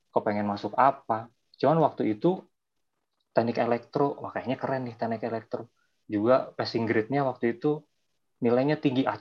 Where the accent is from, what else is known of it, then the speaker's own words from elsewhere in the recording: Bandung, West Java, Indonesia; also born or lived in Lumajang, Indonesia; asal dari Bandung. Walaupun asal dari Bandung, dulu waktu kecil juga sempat sekolah di Lumajang, Jawa Timur karena orang tua memang kerjanya di daerah sana.